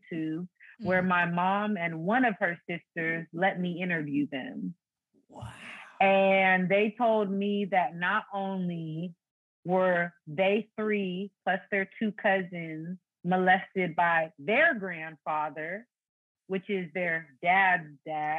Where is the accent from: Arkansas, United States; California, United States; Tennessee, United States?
California, United States; Fairfield; also born or lived in Foster City, California; At age 7, we moved from Foster City to Fairfield, which is another city.